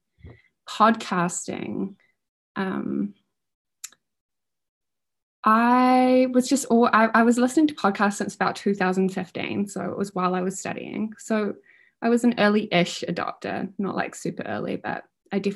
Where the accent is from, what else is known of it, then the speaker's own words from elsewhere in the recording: Auckland, New Zealand; moved away as an adult; also born or lived in Wellington; I'm from Auckland originally, and I moved to Wellington to go to uni